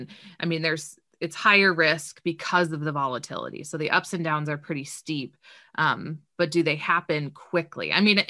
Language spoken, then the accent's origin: English; Southern California, United States; moved away as an adult; also born or lived in Missouri / Colorado; now in Nebraska, United States; I'm originally from Southern California.